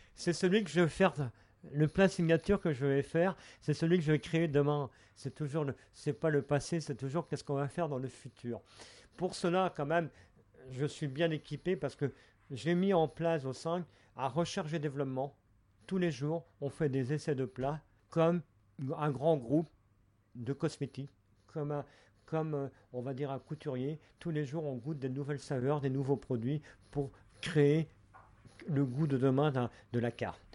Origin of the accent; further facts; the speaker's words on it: Brittany, France; je suis breton, je viens de la rivière d'Etel, un petit village où on appelait ça le vieux passage